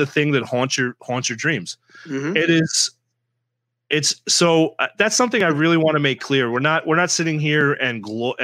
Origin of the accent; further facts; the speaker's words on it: New York City, New York, United States; moved away; I'm from New York City. I have family in Queens. I have family on Long Island. That's where my family's from